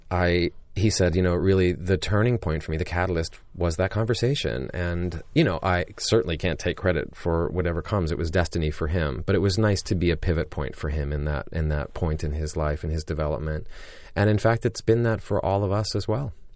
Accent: Joliet, Illinois, United States; in my hometown in Joliet, Illinois, where I grew up.

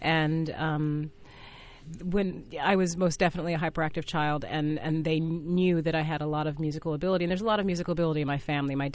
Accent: Fresno, California, United States; I worked at a dinner theater growing up in Fresno, California

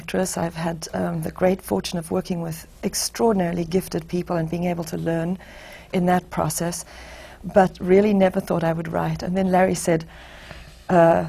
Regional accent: South Africa; moved away as an adult; also born or lived in Los Angeles; now in United States; I was born in South Africa and raised there, and I left there when I was 26 years old

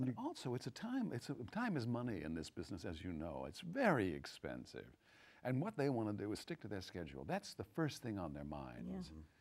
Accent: Texas, United States; moved away; also born or lived in Los Angeles / New York; I came to New York, I'm from Texas and I went to LA first

